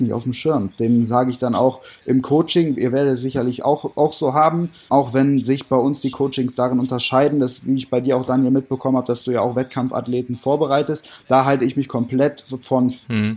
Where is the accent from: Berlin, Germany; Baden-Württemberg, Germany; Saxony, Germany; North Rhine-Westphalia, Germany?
North Rhine-Westphalia, Germany; Düsseldorf; Ich bin 25 Jahre jung aus Düsseldorf